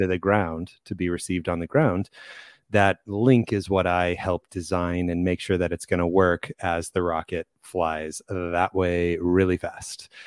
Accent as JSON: {"language": "English", "region": "Kansas", "country": "United States", "tie": "born or raised there", "moved": "as an adult", "lives_now": "Arizona, United States", "said": "so I grew up in, uh, in Kansas. I, so I'm from Kansas. I moved to Arizona, which is where I live now"}